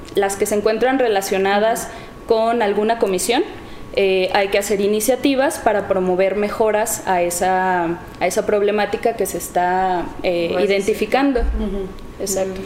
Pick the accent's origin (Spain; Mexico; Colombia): Mexico; Encarnación de Díaz, Jalisco; soy de aquí, de Encarnación de Díaz. Eh, crecí en, en la colonia Niños Héroes.